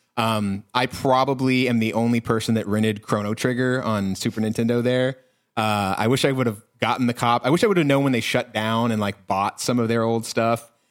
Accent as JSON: {"language": "English", "region": "Texas", "country": "United States", "tie": "born or raised there", "said": "I am from a small Texas town where we did not have a blockbuster."}